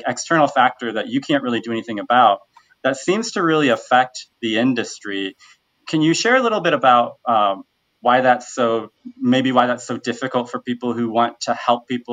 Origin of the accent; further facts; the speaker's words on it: Bloomington, Illinois, United States; now in Chicago, United States; I'm actually from the Bloomington-Normal area